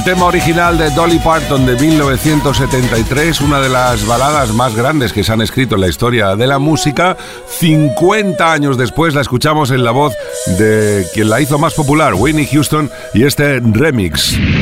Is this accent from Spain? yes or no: yes; Valencia, Valencian Community, Spain; soy de Valencia